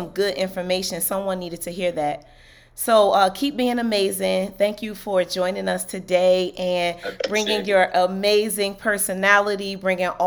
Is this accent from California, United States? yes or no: no; Newark, New Jersey, United States; moved away; I'm basically born and raised in Newark, New Jersey.